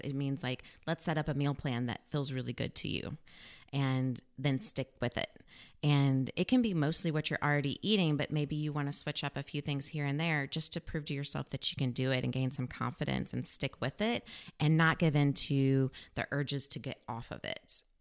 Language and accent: English; Missouri, United States; also born or lived in Farmington, Missouri; I was born in Farmington, Missouri, and I traveled with my mom and my sister and lived in different places all over Missouri